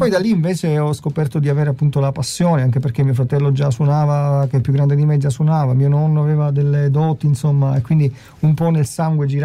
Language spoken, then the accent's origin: Italian; Gela, Sicily, Italy; born there; nasce in realtà nella splendida Sicilia, in un comune di 100.000 abitanti circa, Gela, e così a approfitto anche per salutare tutti i miei paesani.